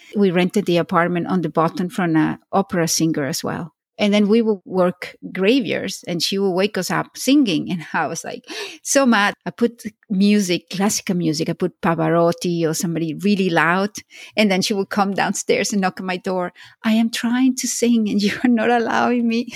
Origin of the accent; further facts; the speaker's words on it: Venezuela; moved away; also born or lived in Spain / Florida / Switzerland / London; I was born in Spain, grew up in Venezuela. I went to Florida, then I went to Switzerland and London and here